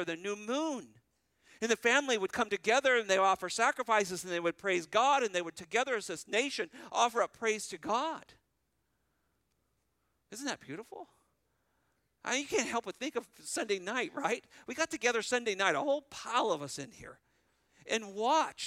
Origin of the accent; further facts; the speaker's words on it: California, United States; moved away; I was raised in California